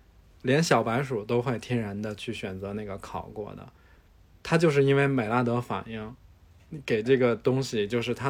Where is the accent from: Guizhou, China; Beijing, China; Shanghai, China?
Beijing, China; 就是我虽然是土生土长北京人，